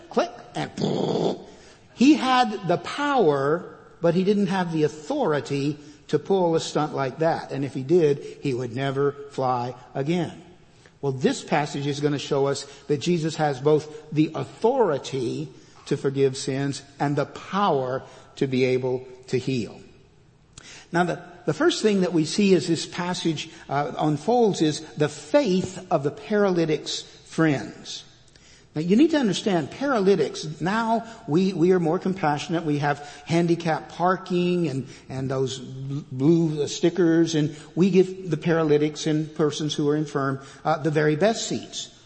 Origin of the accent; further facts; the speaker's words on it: Fort Worth, Texas, United States; moved away as an adult; also born or lived in California; now in Georgetown, United States; I am a native Texan. I was born and raised in Fort Worth